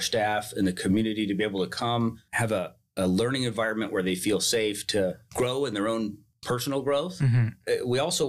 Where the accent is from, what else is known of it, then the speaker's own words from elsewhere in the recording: Turlock, California, United States; I grew up here in Turlock, born here in Turlock